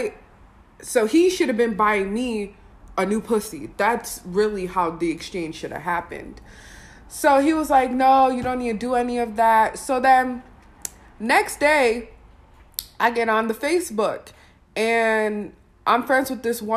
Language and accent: English; Wisconsin, United States; I'm from Wisconsin